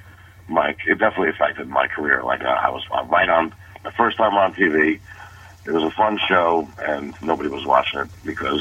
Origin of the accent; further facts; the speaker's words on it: New York City, New York, United States; moved away as an adult; now in Los Angeles, United States; And I was raised in Brooklyn and Queens. Started doing comedy in the city. In Manhattan, and then about 2001, I received $5,000 from a network sitcom to move to L.A.